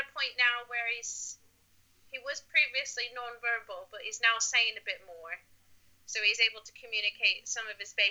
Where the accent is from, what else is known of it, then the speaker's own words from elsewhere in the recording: Buffalo, New York, United States; now in Norwich, United Kingdom; I was previously born and raised in Buffalo, New York.